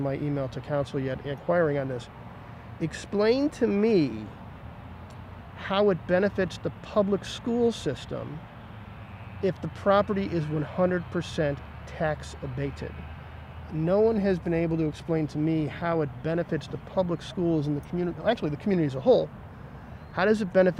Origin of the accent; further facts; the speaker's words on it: East Delmore, Ohio, United States; I grew up and lived on East Delmore